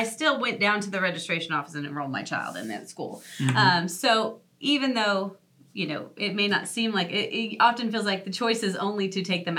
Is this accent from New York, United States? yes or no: no; Nebraska, United States; moved away; So I grew up in Nebraska. I grew up in the Midwest.